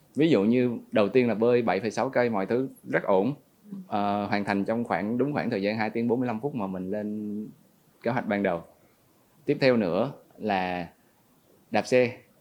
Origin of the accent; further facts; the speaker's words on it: Nha Trang, Khanh Hoa, Vietnam; also born or lived in Ho Chi Minh City; dân Nha Trang 28 năm